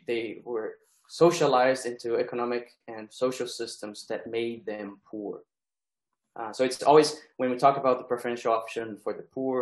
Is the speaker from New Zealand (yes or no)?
no; Brazil; moved away; early 90s in Brazil, a time when the insights and the struggles of liberation theology were already kind of consolidated, at least in my education. So I grew up singing the songs of liberation theology